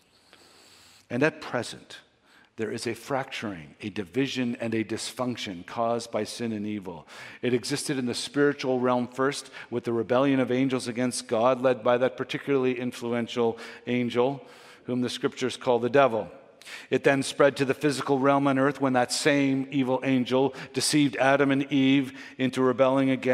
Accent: Canada; we're Canadian

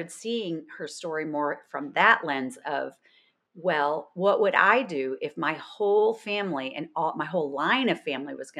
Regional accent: New York, United States; I'm also from New York

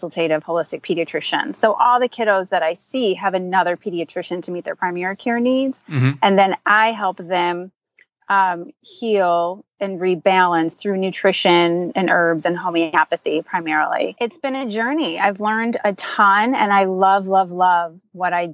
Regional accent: Michigan, United States; I'm born and raised in Michigan

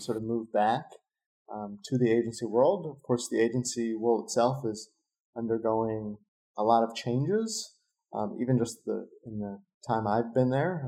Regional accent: San Diego, California, United States; now in Los Angeles, United States; I'm from San Diego and live

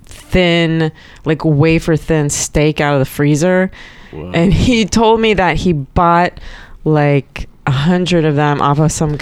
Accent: Tyler, Texas, United States; also born or lived in Dallas, Texas; I grew up... Well, I was born in Dallas, and then we moved out to East Texas.

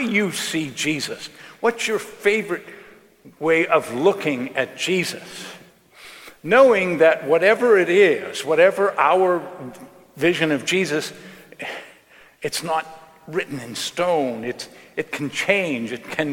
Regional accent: Johnstown, Pennsylvania, United States; in 1977, Johnstown, my hometown, was flooded when a dam broke right above the city.

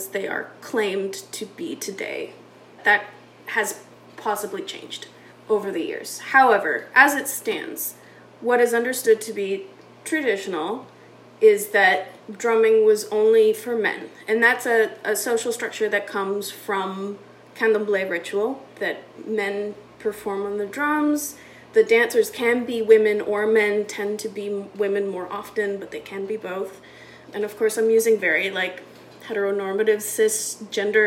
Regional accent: Canada; I am a white Canadian researcher

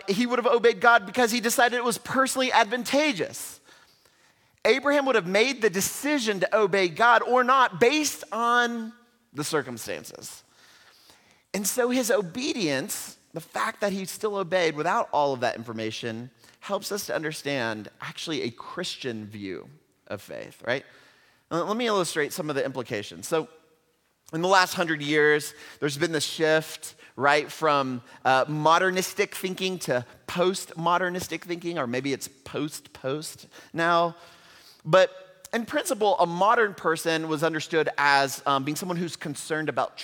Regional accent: Houston, Texas, United States; in my hometown where I grew up in Houston, Texas

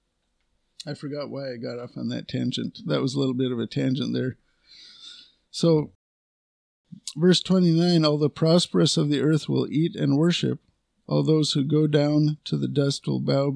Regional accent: United States; I'm a patriotic American. You know, I'm an American.

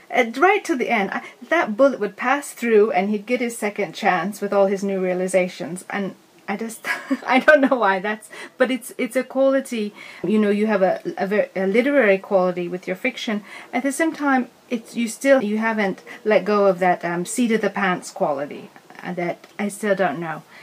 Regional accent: Seattle, Washington, United States; I grew up in Seattle too

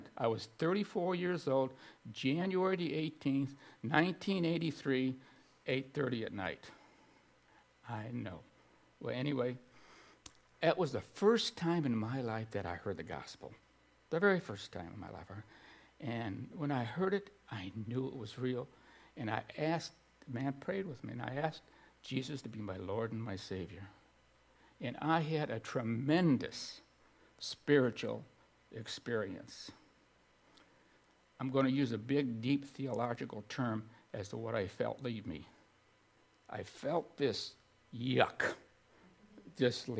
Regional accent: Streator, Illinois, United States; in my hometown of Streeter, Illinois

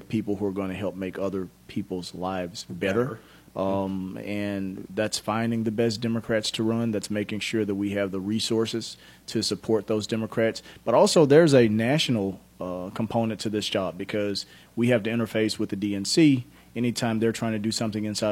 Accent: Memphis, Tennessee, United States; I grew up in Memphis, fourth of eight children born to a single mom who never graduated from high school

